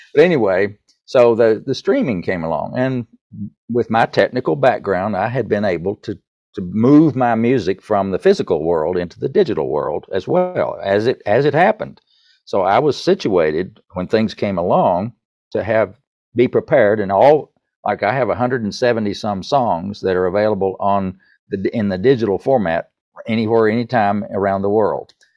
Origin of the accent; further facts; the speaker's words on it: East Tennessee, United States; accent: Southern; I grew up in the Baptist church in East Tennessee